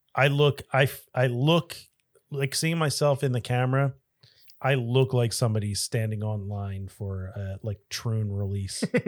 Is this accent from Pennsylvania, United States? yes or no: yes; Delaware County, Pennsylvania, United States; moved away; I am from Delco, originally